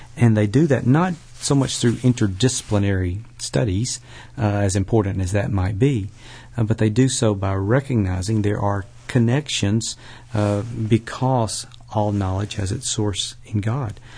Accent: Birmingham, Alabama, United States; also born or lived in Tuscaloosa, Alabama; now in Jackson, United States; I was born in Tuscaloosa, Alabama. Uh, moved to Birmingham when I was a, about a year old and grew up on the western side of, uh, Birmingham

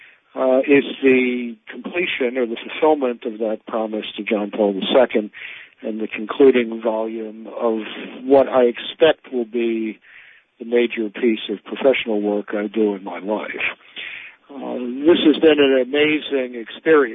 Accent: Baltimore, Maryland, United States; I grew up in Baltimore in what was really, in retrospect, the last moment of intact Catholic urban culture in America.

